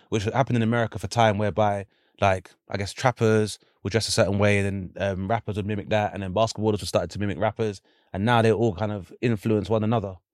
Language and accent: English; London, United Kingdom; I grew up in Lewisham